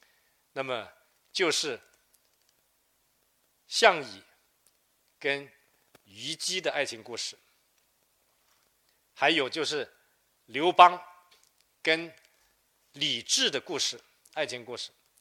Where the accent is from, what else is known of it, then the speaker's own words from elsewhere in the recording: Lingnan, China; 呃，喜民实边啊，呃，同时他还派了几批啊，几十万人南迁岭南，成为第一批到岭南的客家人啊，这也是我们岭南人的祖先。